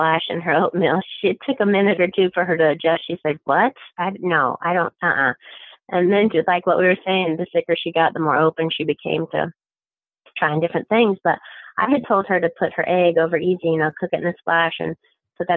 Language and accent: English; Midwest, United States; moved away; I'm from the Midwest originally. We grew up on bacon grease